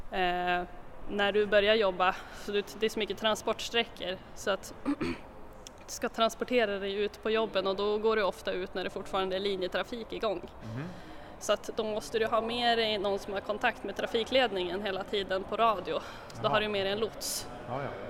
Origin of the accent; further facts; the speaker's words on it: Skellefteå, Västerbotten County, Sweden; Ja, jo, jag är från Skellefteå så att, eh, men jag har bott här nere i södra delarna av Sverige under några år så det har väl tvättats bort lite grann men jag försöker krampaktigt hålla kvar min dialekt.